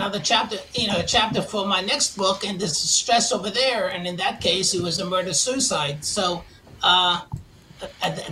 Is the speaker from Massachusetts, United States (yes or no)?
no; New York City, New York, United States; moved away as an adult; if you can't tell from my accent, I'm from originally from Queens, New York